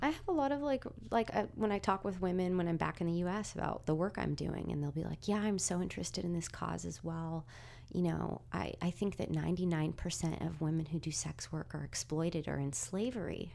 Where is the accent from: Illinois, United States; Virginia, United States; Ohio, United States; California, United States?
California, United States; moved away; from California